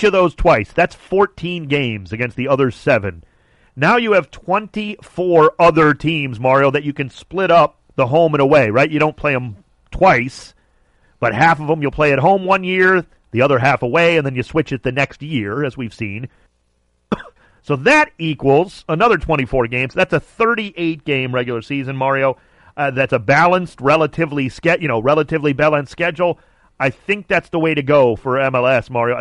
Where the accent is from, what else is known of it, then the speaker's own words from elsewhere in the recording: Cleveland, Ohio, United States; now in Los Angeles, United States; my hometown of Cleveland